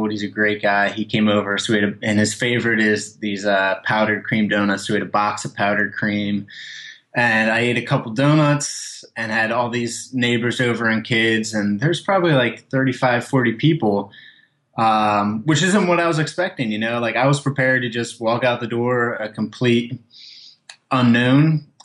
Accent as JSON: {"language": "English", "town": "Haddon Township", "region": "New Jersey", "country": "United States", "said": "And he found out I was from Haddon Township, the same town as he is."}